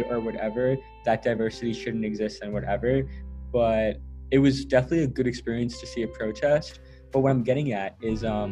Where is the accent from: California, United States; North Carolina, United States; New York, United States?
New York, United States; New York City; moved away as an adult; now in Worcester, United States; I was born in New York City, raised in New York City, now I'm in Massachusetts